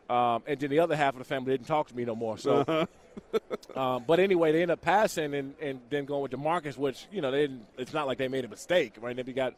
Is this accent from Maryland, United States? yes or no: yes; Maryland, United States; half of my family, I'm from Prince George's County, Maryland, and you're either a Cowboys fan or you were, at the time, Washington Redskins